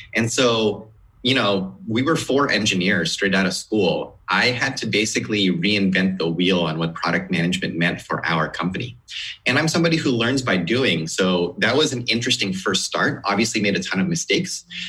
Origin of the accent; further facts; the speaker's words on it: outside of Seattle, Washington, United States; moved away as an adult; now in Sunnyvale, United States; I grew up outside of Seattle